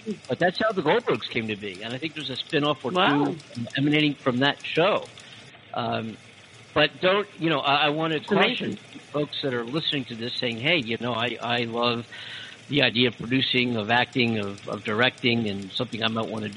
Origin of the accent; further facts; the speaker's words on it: Philadelphia, Pennsylvania, United States; now in Los Angeles, United States; I'm in L.A. I'm from Philadelphia originally